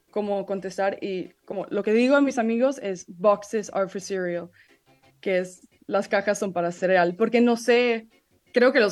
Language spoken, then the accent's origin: Spanish; Italy; also born or lived in London, United Kingdom; yo crecí en Italia y, y Londres y, y, tengo mucha influencia mexicana y tengo mi familia ahí